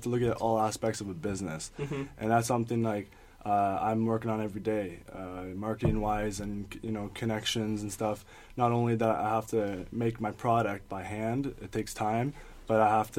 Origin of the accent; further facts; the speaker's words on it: Sudbury, Ontario, Canada; fashion's not like the first choice of a career where I'm from in Sudbury